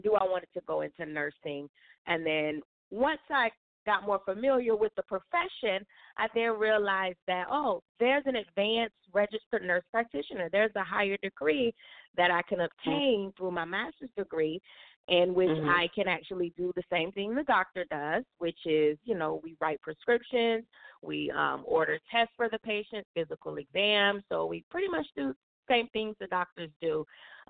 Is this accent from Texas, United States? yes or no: no; Fort Lauderdale, Florida, United States; I was born and raised in Fort Lauderdale, Florida